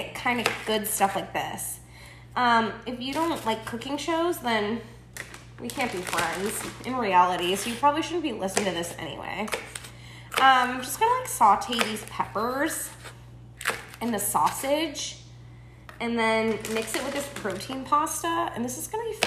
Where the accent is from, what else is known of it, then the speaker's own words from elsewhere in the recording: Buffalo, New York, United States; I'm from Buffalo, New York